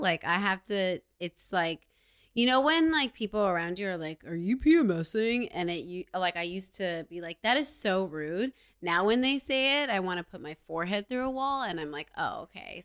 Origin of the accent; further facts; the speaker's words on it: New York, United States; I'm a New Yorker